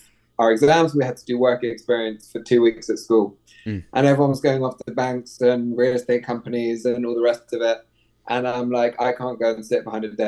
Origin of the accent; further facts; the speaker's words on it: London, United Kingdom; moved away as an adult; also born or lived in New York; now in Miami, United States; I grew up in London, if you can tell by the accent. Lived there my whole life